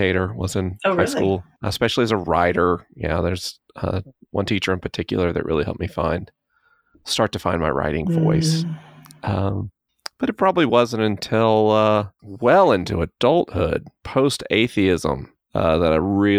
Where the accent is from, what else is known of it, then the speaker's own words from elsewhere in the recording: the South, United States; I grew up in the South